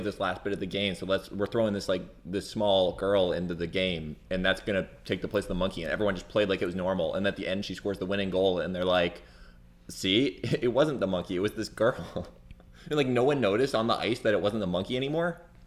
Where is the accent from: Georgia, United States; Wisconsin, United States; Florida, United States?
Florida, United States; near Clearwater; I never have lived in Clearwater, but I was born there